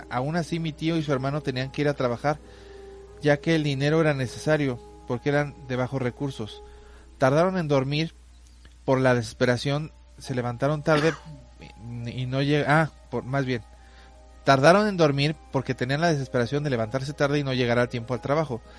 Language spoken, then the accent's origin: Spanish; Acapulco, Guerrero, Mexico; Yo soy del estado de Guerrero y aquí hasta la fecha de hoy hay lugares muy alejados de la civilización. Aunque soy de la ciudad de Acapulco